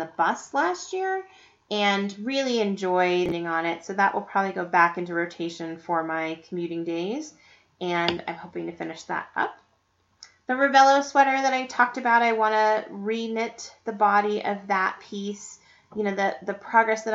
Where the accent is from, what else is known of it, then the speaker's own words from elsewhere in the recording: Estes Park, Colorado, United States; my hometown of Estes Park, Colorado.